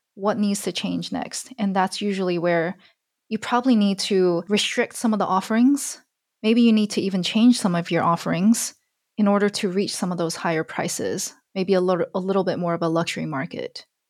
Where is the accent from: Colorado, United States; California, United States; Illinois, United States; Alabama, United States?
Alabama, United States; I grew up in Alabama.